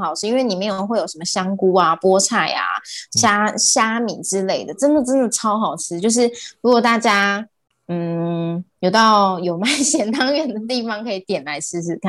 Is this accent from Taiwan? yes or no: yes; Taiwan; 因为其实我们乡下地方会还蛮常，就是会有一些活动，